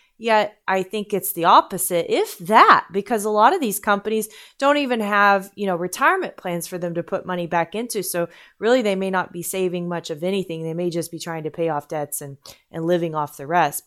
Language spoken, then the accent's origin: English; United States